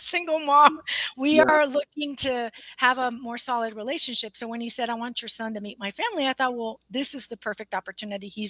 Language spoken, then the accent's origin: English; on the border with Mexico, South Texas, United States; moved away as an adult; now in Austin, United States; I'm based out of Austin, Texas now, but I grew up on the border with Texas and Mexico